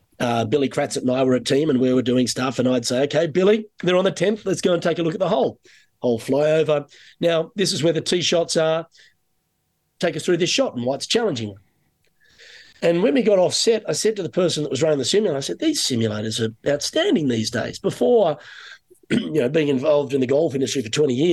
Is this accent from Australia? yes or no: yes; Sydney, New South Wales, Australia; moved away as an adult; now in Canada; coming from Sydney, it was either, you know, really nice weather or sometimes a little colder